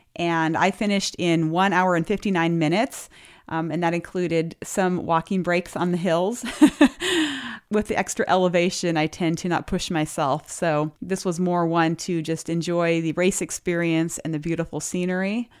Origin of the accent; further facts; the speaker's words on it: Lewistown, Montana, United States; moved away; my hometown, Lewistown